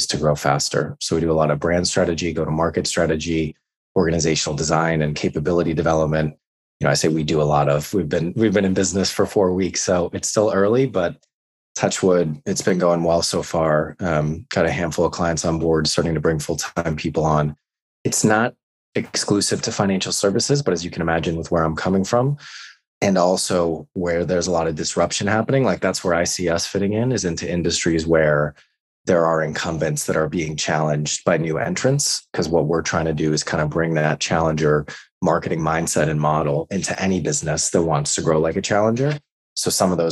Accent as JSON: {"language": "English", "country": "United States", "also_born_or_lived": "New York / San Francisco", "moved": "as an adult", "lives_now": "London, United Kingdom", "said": "I'm American, but I've been living in London for the last 6 years."}